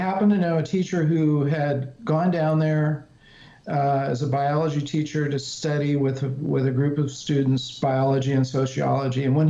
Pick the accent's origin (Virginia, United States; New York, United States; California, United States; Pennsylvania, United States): California, United States; I grew up in California in the just before the whole hippie era exploded